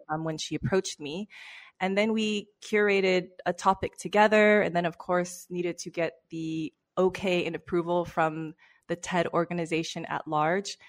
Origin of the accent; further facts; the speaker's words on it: Los Angeles, California, United States; moved away as an adult; also born or lived in London; now in Barcelona, Spain; I've born and raised in Los Angeles.